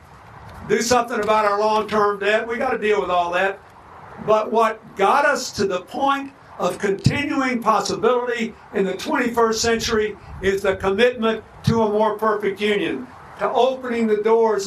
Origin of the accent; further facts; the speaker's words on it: Arkansas, United States; when I was a boy growing up in Arkansas